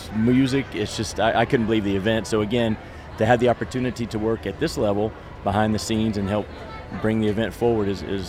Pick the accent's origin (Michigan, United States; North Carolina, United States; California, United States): North Carolina, United States; moved away as an adult; now in New Iberia, United States; I grew up in North Carolina and came to LSU, Louisiana State University